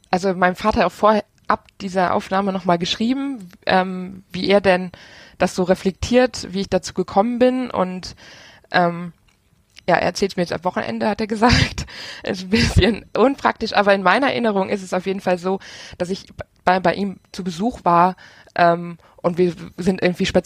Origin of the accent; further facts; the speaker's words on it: Rhineland, Germany; now in Aachen, Germany; ich komme aus dem Rheinland ähm, und ja, wohne jetzt in Aachen.